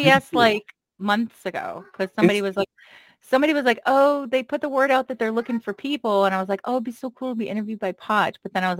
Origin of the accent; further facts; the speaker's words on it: Los Angeles, California, United States; also born or lived in Nevada; now in Ohio, United States; L.A. So, like, I was in the Valley, San Fernando Valley.